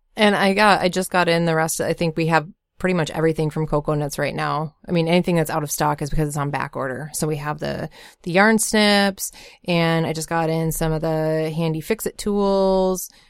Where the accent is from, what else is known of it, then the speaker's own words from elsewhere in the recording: Bemidji, Minnesota, United States; I grew up in Bemidji, Minnesota